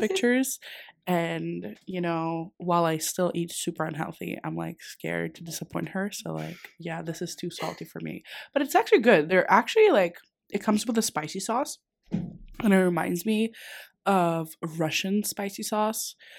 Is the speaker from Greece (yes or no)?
yes; Greece; now in Dundee, United Kingdom; so I'm from Greece